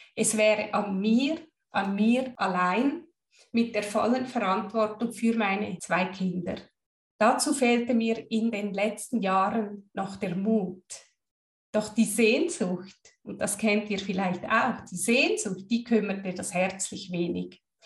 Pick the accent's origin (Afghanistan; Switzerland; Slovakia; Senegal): Switzerland; Als Schweizerin